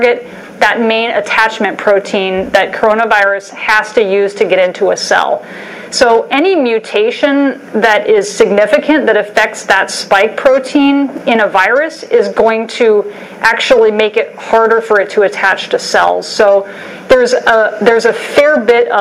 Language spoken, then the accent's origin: English; Alabama, United States; growing up in Alabama